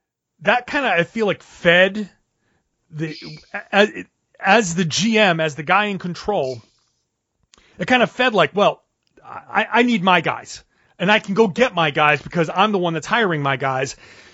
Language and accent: English; Pawtucket, Rhode Island, United States; I'm a Rhode Island guy. I grew up in Pawtucket.